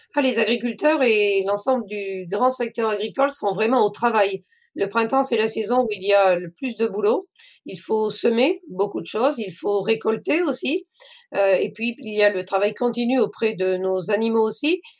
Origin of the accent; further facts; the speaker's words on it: Cantal, Auvergne-Rhône-Alpes, France; moved away as an adult; now in Maine-et-Loire, France; Je suis originaire du Cantal, mais j'ai suivi mon mari dans le Maine-et-Loire